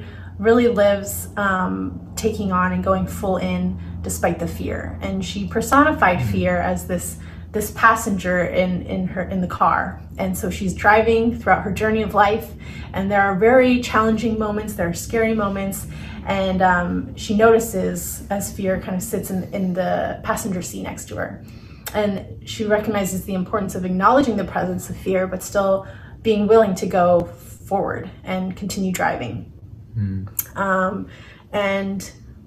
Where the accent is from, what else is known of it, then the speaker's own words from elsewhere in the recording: Ohio, United States; I'm from Ohio